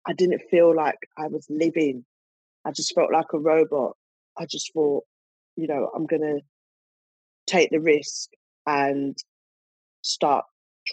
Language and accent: English; United Kingdom; we're British black women